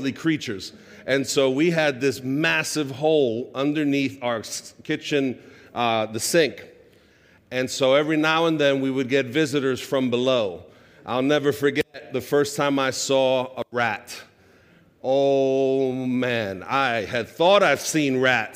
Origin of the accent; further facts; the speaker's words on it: New York City, New York, United States; I grew up in Sunset Park, Brooklyn, on 47th Street and 4th Avenue